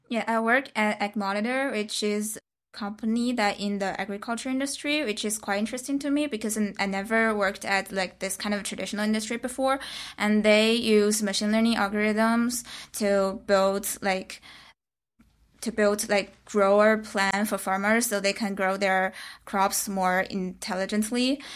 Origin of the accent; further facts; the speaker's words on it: China; moved away as an adult; now in San Francisco, United States; I come from China. I just been in America for this program.